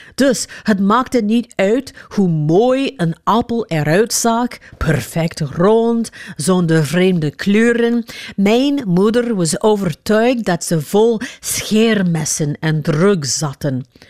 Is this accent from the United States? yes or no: yes; Los Angeles, California, United States; now in West Flanders, Belgium; Ik ben opgegroeid in Los Angeles, een miljoenenstaat. En nu woon ik in een West-Vlaams dorpje met 800 inwoners.